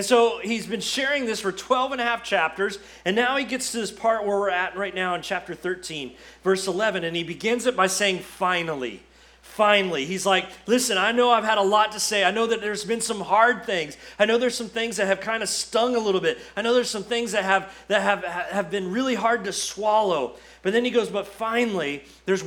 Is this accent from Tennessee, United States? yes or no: no; Florida, United States; moved away as an adult; now in Kentucky, United States; we're from Florida